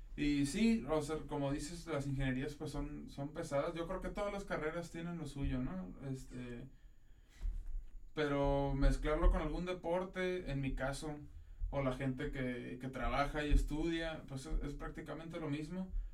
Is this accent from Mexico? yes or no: yes; Tijuana, Baja California, Mexico; moved away as an adult; also born or lived in Ensenada, Mexico; now in Monterrey, Mexico; nací en Ensenada, pero desde chiquito nos movimos a Tijuana prácticamente. Soy de Tijuana